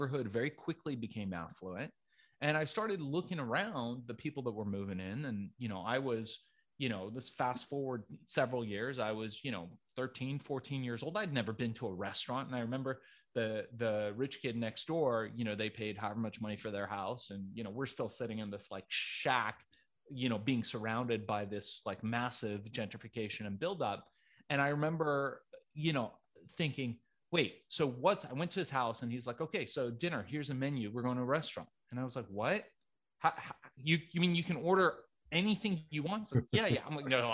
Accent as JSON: {"language": "English", "town": "Los Angeles", "region": "California", "country": "United States", "tie": "born or raised there", "also_born_or_lived": "Tehran, Iran", "second_language": "English"}